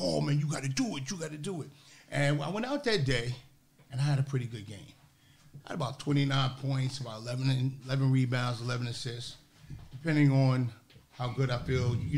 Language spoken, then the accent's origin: English; New York, United States; First of all, I'm from New York. I'm not from New Jersey.